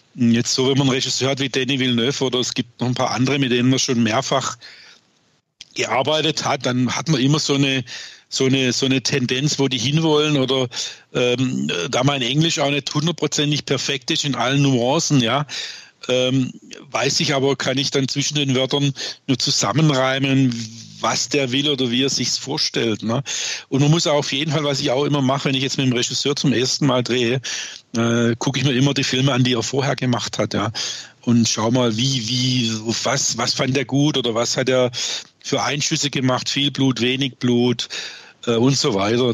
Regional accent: Swabia, Baden-Württemberg, Germany; accent: Swabian; bin ich auch, was man sicherlich hört, gebürtiger Schwabe

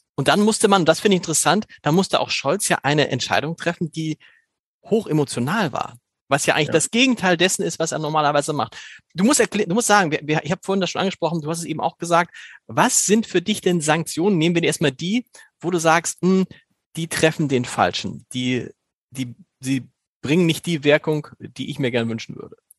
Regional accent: Germany; als Deutscher

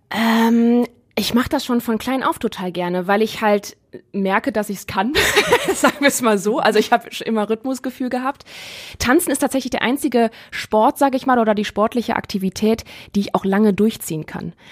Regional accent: Neuss, North Rhine-Westphalia, Germany; moved away as an adult; now in Essen, Germany; ich bin am ähm, 23. Dezember, einen Tag vor Weihnachten 1990 ähm, in Neuss geboren. Bei Düsseldorf ist das eine, eine Region und Stadt. Ähm, ja, und da komme ich her.

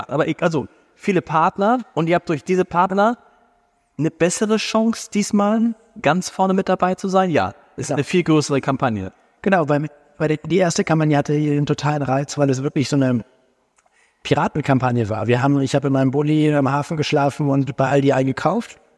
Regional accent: Hamburg, Germany; Nee, das freut uns natürlich ganz besonders. Als Hamburger.

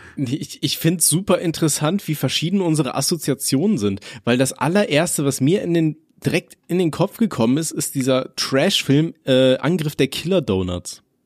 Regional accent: Aachen, North Rhine-Westphalia, Germany; ich komme ja aus Aachen und bei uns in Aachen ist es so

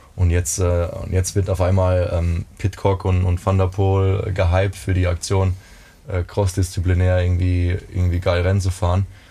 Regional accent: Neustadt an der Weinstraße, Rhineland-Palatinate, Germany; ich bin in den, in den äh, Pfalz-Kriterien groß geworden. Also ich komme Neustadt, aus Neustadt an der Weinstraße

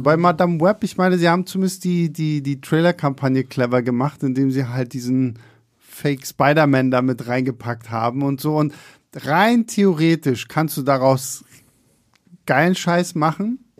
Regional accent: Rostock, Mecklenburg-Vorpommern, Germany; now in Berlin, Germany; bei uns in Rostock

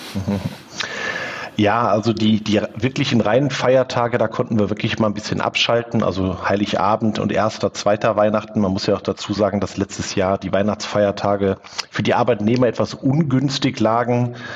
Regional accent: Wülfrath, North Rhine-Westphalia, Germany; also born or lived in Neviges, Velbert; groß geworden bin ich in Wülfrath.

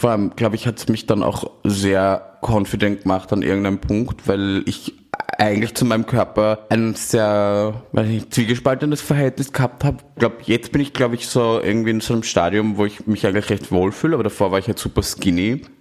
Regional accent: Austria; moved away as an adult; now in Berlin, Germany; Ich komme ursprünglich aus Österreich. Äh, ich lebe seit 2016 in Berlin und mache jetzt seit drei Jahren Pornos

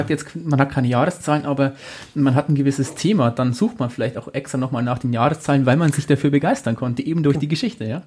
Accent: Amberg, Bavaria, Germany; ist Amberg meine Heimatstadt

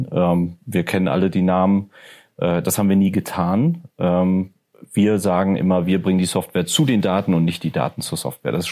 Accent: North Rhine-Westphalia, Germany; also born or lived in Ruhrgebiet; ich komme aus, aus dem Rheinland. Ja. Ähm, und ich bin stolzer Rheinländer.

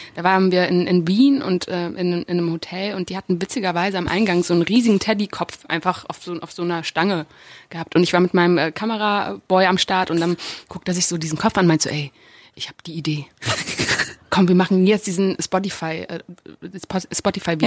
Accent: Germany; ich bin in Deutschland geboren

